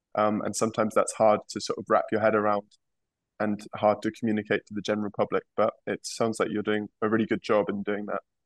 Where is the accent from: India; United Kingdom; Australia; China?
United Kingdom; England; moved away; my home country of England.